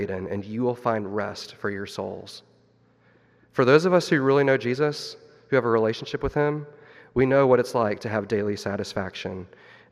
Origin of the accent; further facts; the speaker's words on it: Missouri, United States; my wife and I, we grew up in Missouri